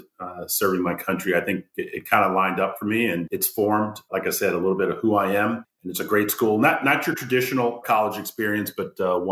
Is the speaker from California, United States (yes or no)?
no; Washington, District of Columbia, United States; I grew up in the Washington, D.C. area.